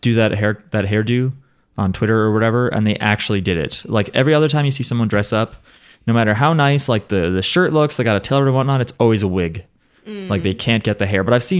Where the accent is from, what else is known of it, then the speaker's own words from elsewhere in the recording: New Jersey, United States; we're from New Jersey.